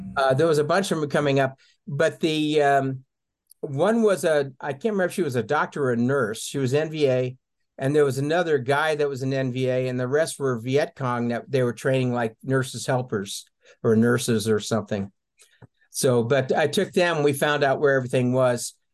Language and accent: English; Colorado, United States; also born or lived in England; now in Tucson, United States; I was raised pretty much in Colorado in the mountains